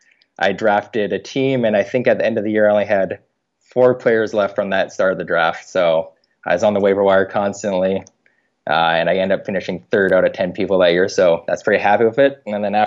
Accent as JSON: {"language": "English", "town": "Vancouver", "region": "British Columbia", "country": "Canada", "said": "Hey, I'm from Vancouver, Canada, where the Grizzly used to be from."}